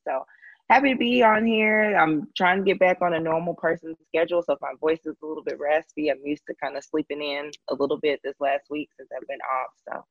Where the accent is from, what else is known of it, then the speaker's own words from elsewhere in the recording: Milwaukee, Wisconsin, United States; now in Memphis, United States; I'm originally from Milwaukee, Wisconsin, but now I'm living in Memphis, Tennessee